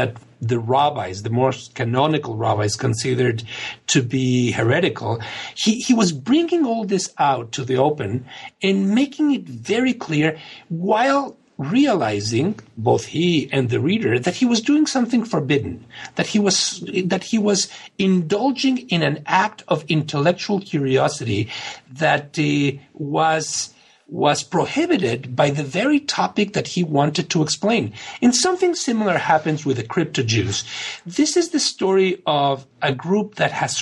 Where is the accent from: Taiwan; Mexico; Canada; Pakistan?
Mexico; now in United States; when growing up in Mexico